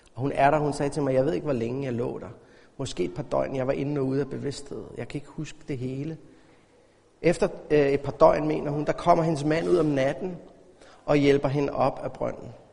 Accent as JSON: {"language": "Danish", "country": "Denmark", "said": "som dansker"}